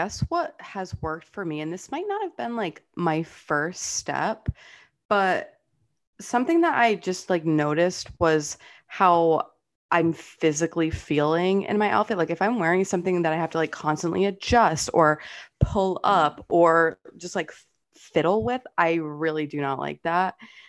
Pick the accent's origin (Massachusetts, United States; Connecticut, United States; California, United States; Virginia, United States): Massachusetts, United States; Fall River; I grew up on the border of Massachusetts and Rhode Island. If you guys know like Fall River.